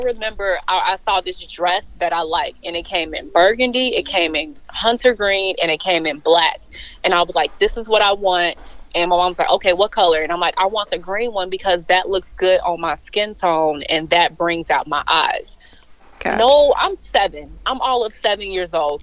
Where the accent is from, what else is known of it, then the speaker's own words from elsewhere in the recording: Chicago, Illinois, United States; born and raised in Chicago. I don't know if I can really say raised because um, when my parents divorced at age when I was seven, I ended up moving out to the suburbs